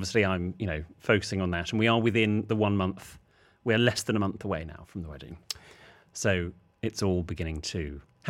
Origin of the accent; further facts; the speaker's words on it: England, United Kingdom; as an Englishman